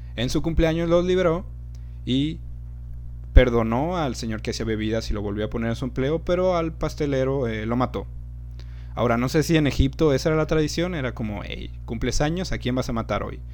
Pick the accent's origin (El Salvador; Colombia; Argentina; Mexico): Mexico; aquí en México